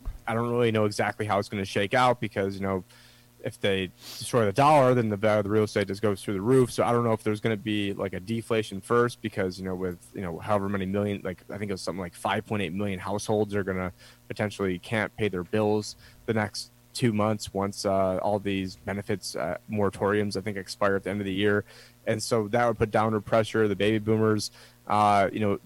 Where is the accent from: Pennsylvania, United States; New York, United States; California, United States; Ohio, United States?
New York, United States; moved away; I'm a New Yorker, but I'm like one of the good New Yorkers